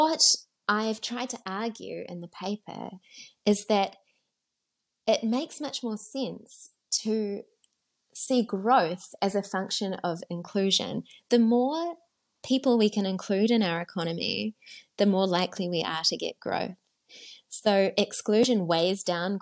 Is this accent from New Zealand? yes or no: yes; New Zealand; now in South Africa; I'm from New Zealand originally. I'm married to a South African these days.